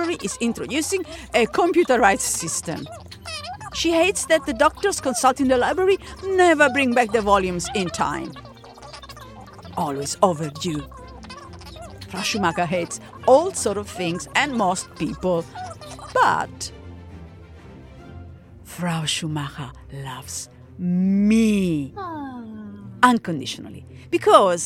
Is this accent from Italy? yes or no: yes; Italy; moved away as an adult; also born or lived in Berlin, Germany; I am attending uni in my hometown in Italy